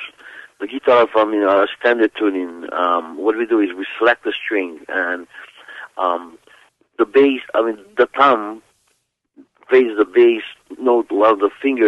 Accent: Kalapana, Hawaii, United States; I grew up on the Big Island of Hawaii in a place called Kalapana.

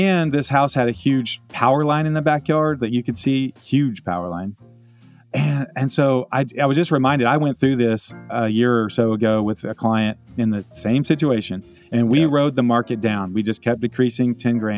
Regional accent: Round Rock, Texas, United States; also born or lived in Austin, Texas; now in Dallas-Fort Worth, United States; I grew up in Round Rock, Georgetown, just north of there

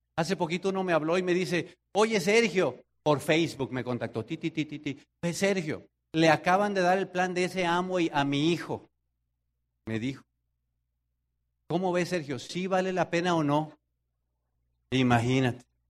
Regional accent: Tenancingo, State of Mexico, Mexico; moved away; allá en mi pueblo, cuando de Terancingo a Toluca, que era la ciudad más grande

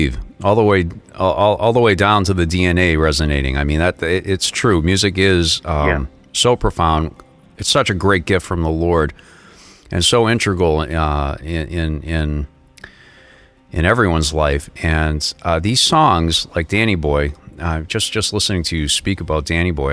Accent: Boston, Massachusetts, United States; I grew up in the Boston area

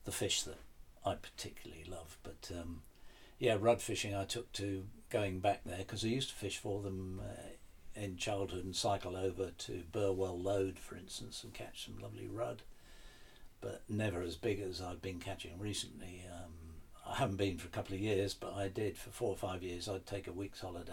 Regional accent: the Fens, East of England, United Kingdom; I grew up in the Fens

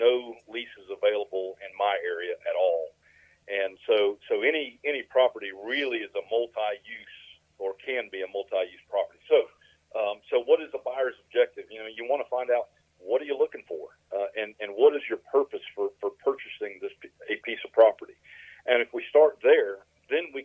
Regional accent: South Central Florida, United States; also born or lived in New Brockton, Alabama; now in Coffee County, Alabama, United States; I grew up in South Central Florida

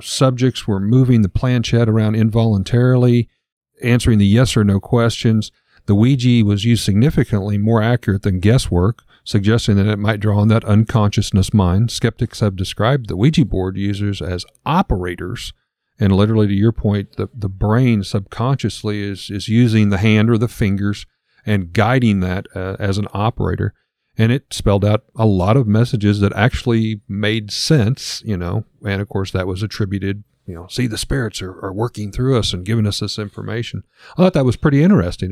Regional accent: Lebanon, Missouri, United States; we were raised here in the Bible Belt

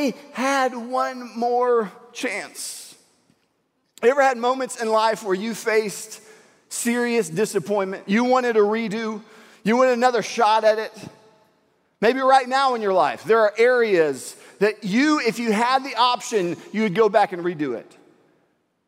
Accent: Houston, Texas, United States; I'm from Houston.

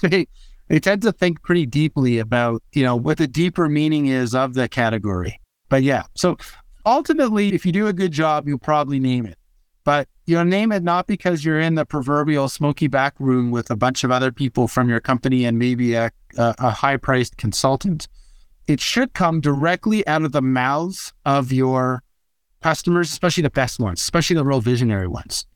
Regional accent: Canada; I'm Canadian

